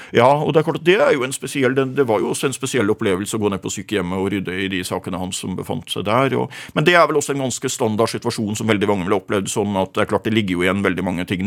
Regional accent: Rødøy, Nordland, Norway; now in Gjøvik, Norway; jeg vokste opp i Rødøy i Nordland

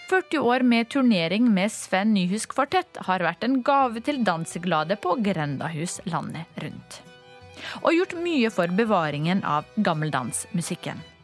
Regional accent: Mausteidvåg, Møre og Romsdal, Norway; jeg vokste opp i Mausteidvåg utenfor Ålesund

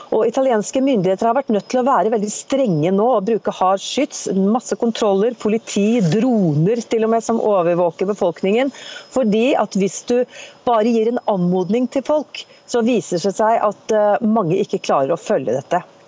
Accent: Norway; now in Italy; som nordmann

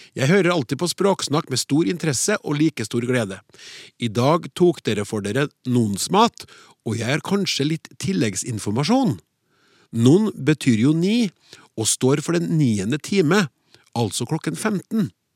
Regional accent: Norway; first language Norwegian; som nordmenn flest, med norsk som hovedmål

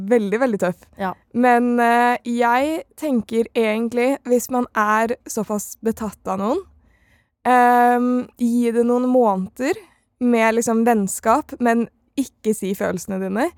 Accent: Oslo, Norway; jeg er fra Oslo

